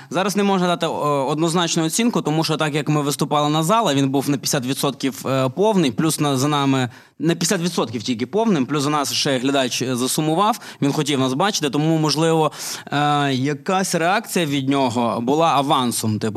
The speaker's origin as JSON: {"language": "Russian", "country": "Moldova", "said": "я из Молдовы."}